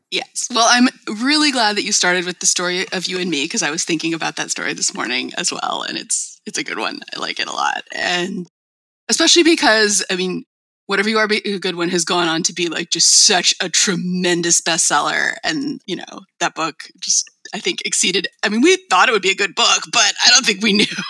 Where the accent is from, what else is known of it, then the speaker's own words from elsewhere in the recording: El Cerrito, California, United States; I grew up in the Bay Area in the town of El Cerrito